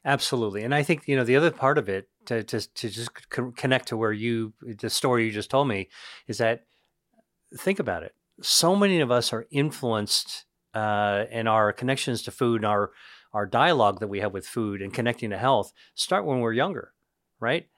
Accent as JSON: {"language": "English", "region": "Pennsylvania", "country": "United States", "tie": "born or raised there", "said": "I grew up in Pennsylvania, inland"}